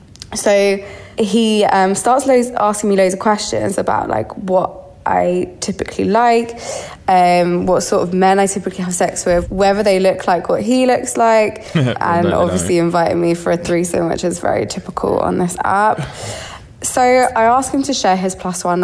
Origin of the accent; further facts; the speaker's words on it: London, United Kingdom; As you may have already guessed from the accent, I'm from London.